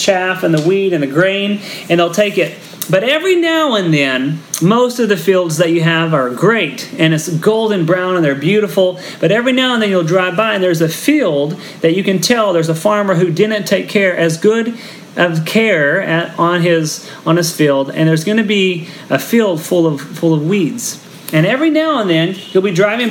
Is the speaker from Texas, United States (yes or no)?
yes; Texas, United States; now in Philippines; I'm from Texas, and so I grew up in the middle of wheat country